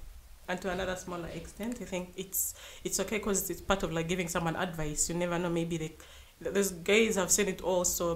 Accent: Western Region, Uganda; I come from the West

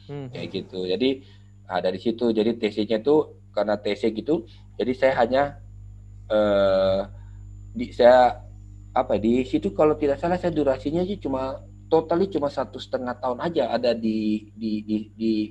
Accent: Makassar, South Sulawesi, Indonesia; waktu itu juga saya dari Makassar. Makassar cuma ada

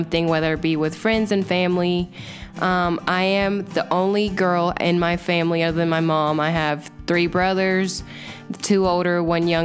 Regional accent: Richmond, Kentucky, United States; I moved to Kentucky when I was 4 and I grew up in Richmond.

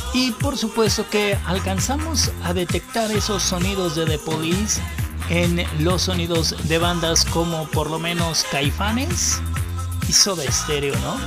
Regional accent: Mexico; a nosotros como mexicanos

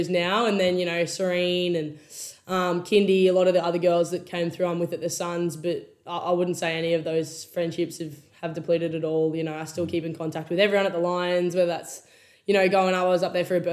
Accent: Townsville, Queensland, Australia; moved away as an adult; also born or lived in Mount Isa, Queensland; now in Gold Coast, Australia; I was born originally in Mount Isa, which is like middle of nowhere, Queensland. At about 4 or 5 years old, moved to Townsville. And then, grew up there from 5 till I moved here to the Gold Coast in 2019

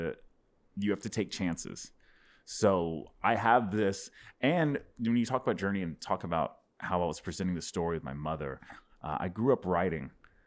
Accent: Dallas, Texas, United States; born and raised in Dallas, and I was on the road a lot the last 6 years, but yeah, born and bred here.

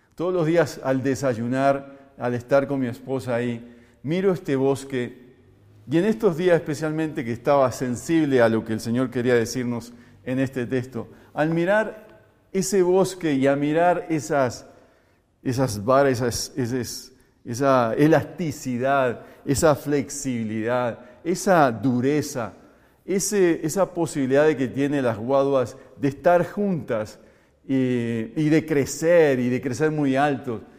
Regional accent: Uruguay; moved away as an adult; now in Colombia; Soy uruguayo y aunque llevo 22 años más aquí en Colombia y me siento un colombiano

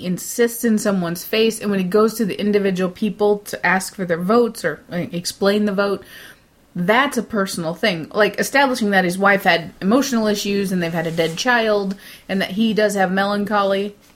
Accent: United States; also born or lived in Jefferson City, Missouri; as an American

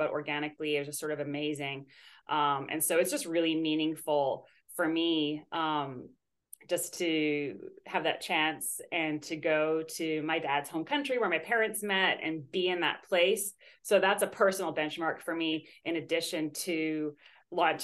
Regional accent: Canada; moved away as an adult; now in United States; I'm from Canada originally, and I'm a dual citizen with Canada and Greece, but I've been in the States the last couple of years.

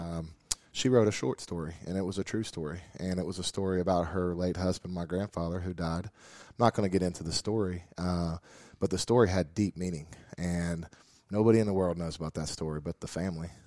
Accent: North Carolina, United States; moved away as an adult; now in West Virginia, United States; I grew up in North Carolina

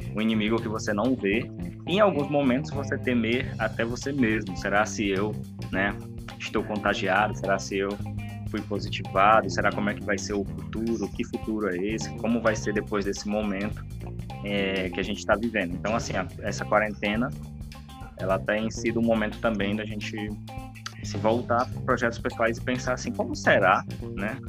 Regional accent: Pará, Brazil; moved away as an adult; now in Mato Grosso, Brazil; originalmente eu sou paraense, né, vindo do Pará para o Mato Grosso aí devido à questão do concurso para trabalhar

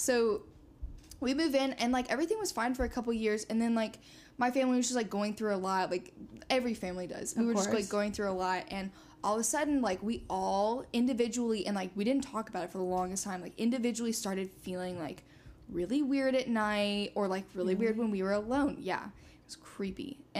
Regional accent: Georgia, United States; also born or lived in Indiana; So I grew up in South Georgia for the most part.

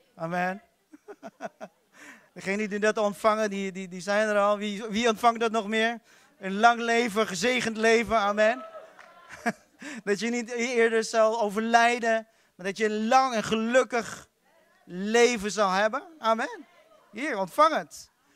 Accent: Philippines; now in Netherlands; Ik kom uit de Filipijnen

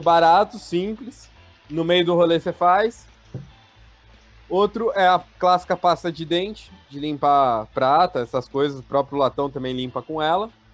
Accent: São Paulo, Brazil; eu tenho 26 anos, sou de São Paulo

